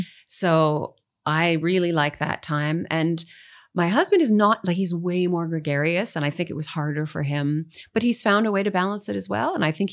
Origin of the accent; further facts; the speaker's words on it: Dryden, Ontario, Canada; I'm from Northern Ontario, as you mentioned. I lived in a whole bunch of different Northern towns. My dad was a pulp and paper engineer, so we moved a lot. But I was born in the little town of Dryden